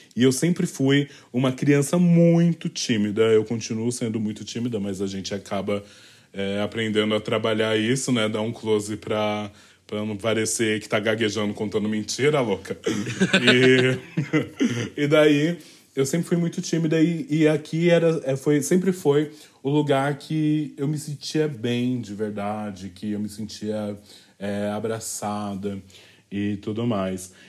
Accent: São Paulo, Brazil; Eu sou nascida e criada é, no Valo Velho, distrito do Capão Redondo

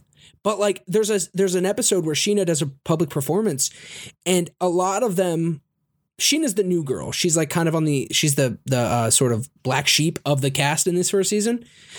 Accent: United Kingdom; I like the part where you made fun of me for being British.

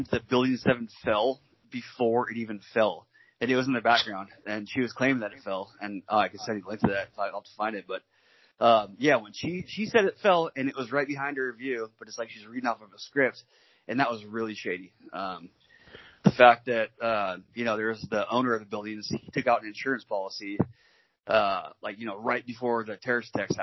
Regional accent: Washington, United States; I'm from Washington, over in the States, but Washington State.

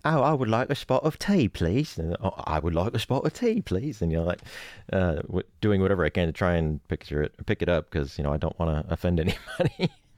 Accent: Oregon, United States; moved away as an adult; now in Los Angeles, United States; I grew up in Oregon, actually. I'm originally from Oregon

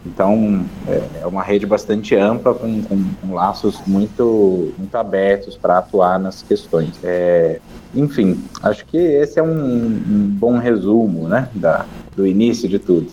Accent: Curitiba, Paraná, Brazil; Curitiba, que é a cidade de onde eu sou e onde eu moro

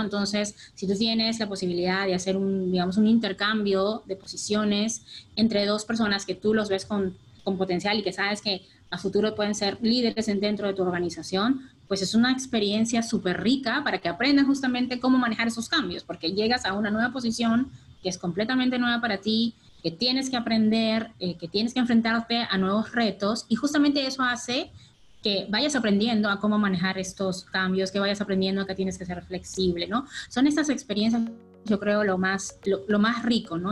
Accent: Peru; Universidad Católica de acá del Perú, yo soy peruana

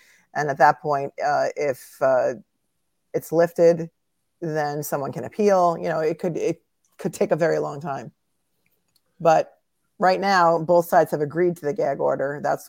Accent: Pennsylvania, United States; I'm really not familiar with it because I'm from Pennsylvania.

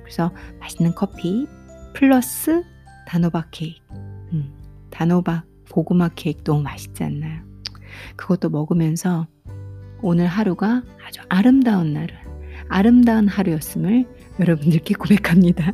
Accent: South Korea; 제가 한국 사람으로서

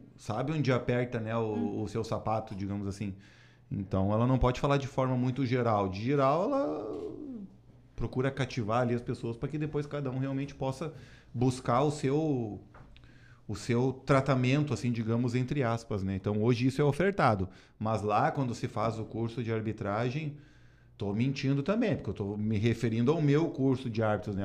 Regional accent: Gaúcho, Rio Grande do Sul, Brazil; eu sou gaúcho

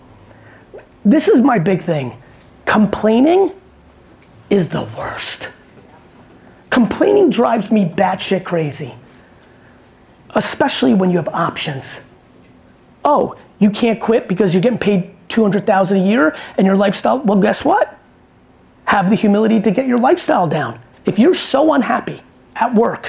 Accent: New Jersey, United States; I grew up in Jersey

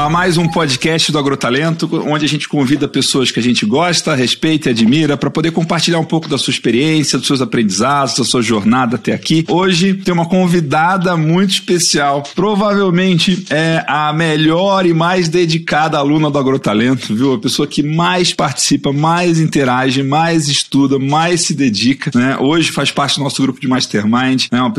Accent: Passo Fundo, Rio Grande do Sul, Brazil; now in Mato Grosso, Brazil; Eu nasci em Passo Fundo, eu sou gaúcha.

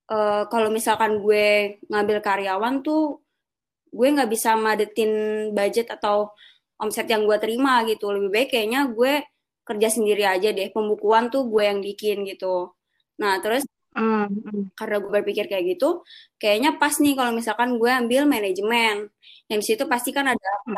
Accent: Cibubur, Jakarta, Indonesia; Gue asalnya dari Cibubur, rumah gue di Cibubur.

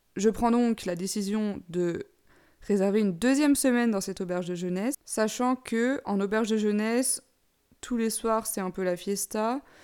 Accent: Besançon, Bourgogne-Franche-Comté, France; moved away as an adult; also born or lived in Dijon; now in Amsterdam, Netherlands; je suis de Besançon, mais j'ai fait mes études à Dijon

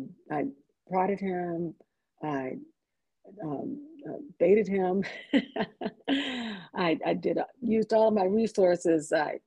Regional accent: Washington, District of Columbia, United States; I grew up in Washington, D.C.

